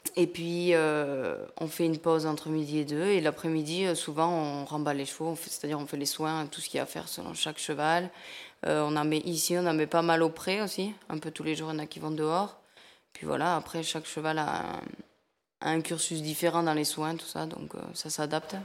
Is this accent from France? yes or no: yes; a small village near Lourdes, Occitania, France; accent: south-western; je suis du sud-ouest de la France, un petit village à côté de Lourdes